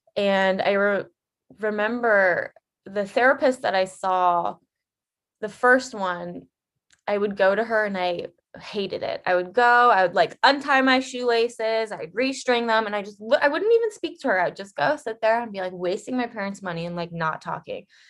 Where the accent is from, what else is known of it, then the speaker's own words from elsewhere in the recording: Ohio, United States; now in Los Angeles, United States; I am currently living in Los Angeles, but I am from the Midwest at heart. I'm an Ohio girl